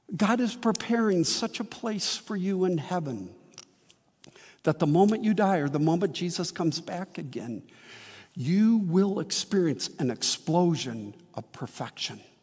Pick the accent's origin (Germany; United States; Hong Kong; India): United States; Midwest; also born or lived in Wheaton, Illinois; now in St. Charles, United States; I've seen flowering crabs all my life in the Midwest